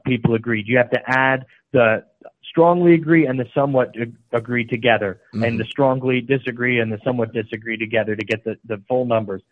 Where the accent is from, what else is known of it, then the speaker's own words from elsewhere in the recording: New York, United States; my home state of New York. Even there in upstate New York